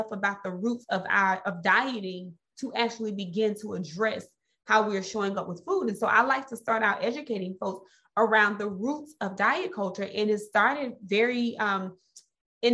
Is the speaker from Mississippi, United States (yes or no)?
yes; Mississippi, United States; I'm from Mississippi